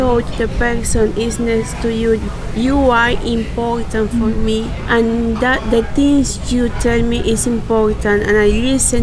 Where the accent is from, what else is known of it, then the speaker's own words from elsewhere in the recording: Colombia; English is a second language; now in Tulum, Mexico; I'm from Colombia, and I live here in Tulum